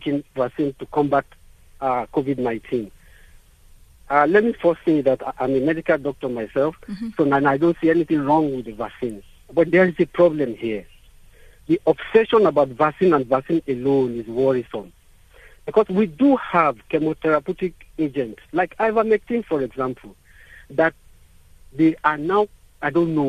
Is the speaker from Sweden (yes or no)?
no; Nigeria; now in South Africa; I'm originally from Nigeria